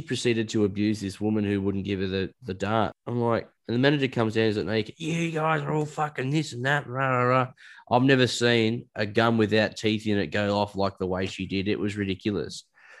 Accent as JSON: {"language": "English", "country": "Australia", "said": "Being Australian, yeah, sure. Being Australian does help."}